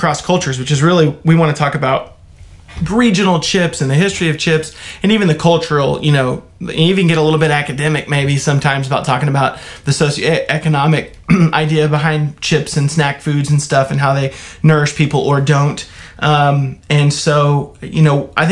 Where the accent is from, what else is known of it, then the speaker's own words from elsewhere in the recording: North Texas, United States; I'm from North Texas